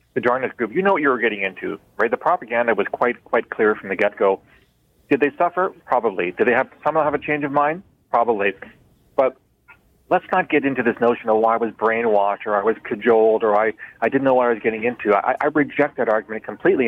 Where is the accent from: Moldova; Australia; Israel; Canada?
Canada; like any other Canadian